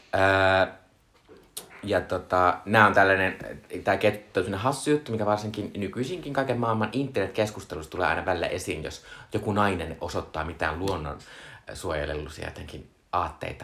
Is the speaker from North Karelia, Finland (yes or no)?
yes; Joensuu, North Karelia, Finland; olen Joensuusta kotoisin